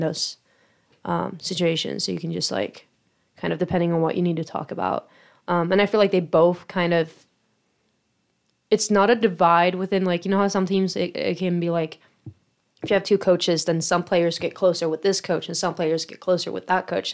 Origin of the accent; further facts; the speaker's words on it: Sweden; moved away as an adult; now in United States; I'm from Sweden, so, uh, far away from home